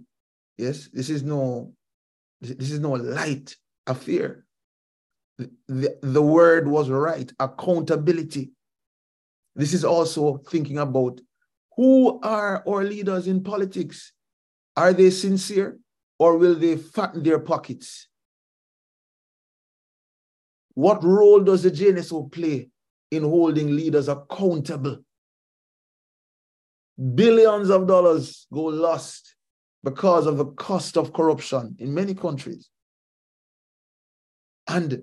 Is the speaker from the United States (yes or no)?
no; Jamaica; as a Jamaican, as a fellow Caribbean person